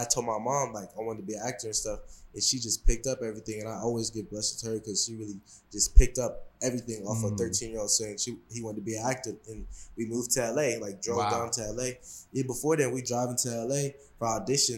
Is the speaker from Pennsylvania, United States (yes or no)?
no; Seattle, Washington, United States; I'm from Seattle, so when I was younger and stuff like that, I wanted to do, like, a lot of people play basketball where I'm from